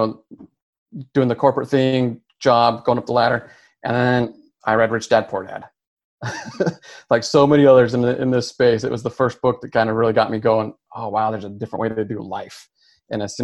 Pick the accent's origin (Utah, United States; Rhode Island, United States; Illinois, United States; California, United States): Utah, United States; moved away as an adult; now in Texas, United States; We're from Utah. We've been in Texas for about 10 years